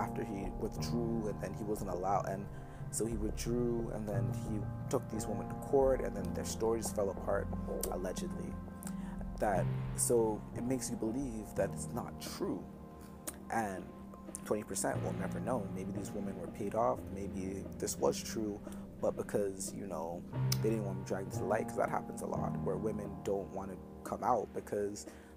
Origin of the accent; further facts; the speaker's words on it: Toronto, Ontario, Canada; also born or lived in Jamaica; as a Canadian and as someone that's from the GTA, I have my pride